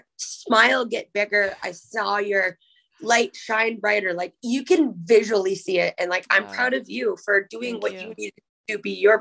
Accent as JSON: {"language": "English", "country": "Canada", "also_born_or_lived": "Winnipeg, Manitoba", "said": "I'm a Canadian"}